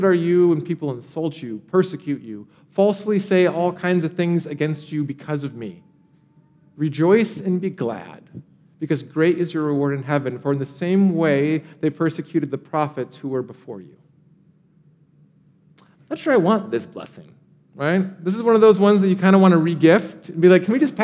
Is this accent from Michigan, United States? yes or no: yes; Michigan, United States; now in Austin, United States; I grew up in Michigan, and we have something called the Great Lakes.